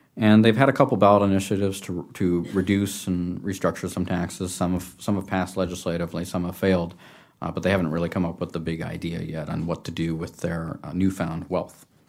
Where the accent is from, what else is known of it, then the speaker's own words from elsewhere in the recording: California, United States; my home state of California